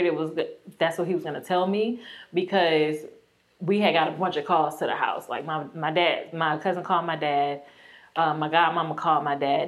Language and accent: English; Augusta, Georgia, United States; also born or lived in Yanceyville, North Carolina; we're in Augusta. Grew up. I went to Tobacco Road Elementary School